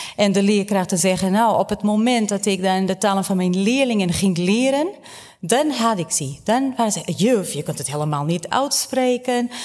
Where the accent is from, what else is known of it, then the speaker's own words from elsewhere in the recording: Portugal; now in Netherlands; ik ben opgegroeid in Portugal, mijn leerkrachten waren Portugees